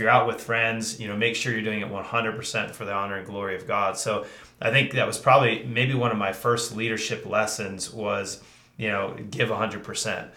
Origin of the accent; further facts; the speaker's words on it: Lancaster County, Pennsylvania, United States; also born or lived in Colorado; Yeah, I grew up in this county